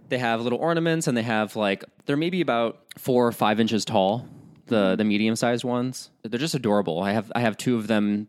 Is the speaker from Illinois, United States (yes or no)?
yes; Chicago, Illinois, United States; as a Midwesterner, at least from the Chicago area